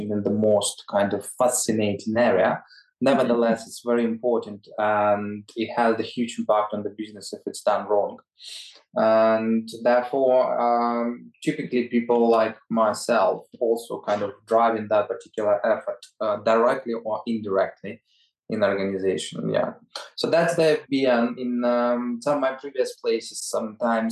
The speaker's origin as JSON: {"language": "English", "country": "Ukraine", "moved": "yes", "lives_now": "United Kingdom", "said": "my home country in Ukraine"}